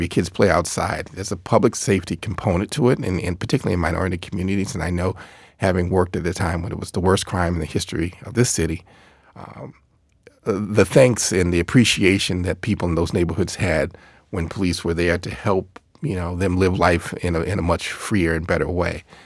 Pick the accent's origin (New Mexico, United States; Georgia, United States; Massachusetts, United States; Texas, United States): Massachusetts, United States; Boston; I grew up in Boston